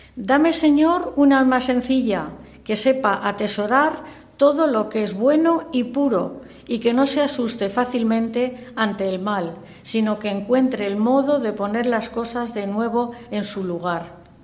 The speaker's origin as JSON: {"language": "Spanish", "region": "Castile", "country": "Spain", "said": "Soy castellana y en Castilla"}